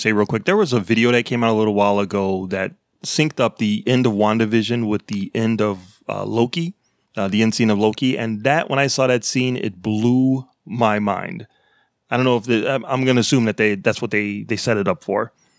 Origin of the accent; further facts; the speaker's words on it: Chicago, Illinois, United States; now in Massachusetts, United States; I grew up in Chicago before I moved to here, Massachusetts.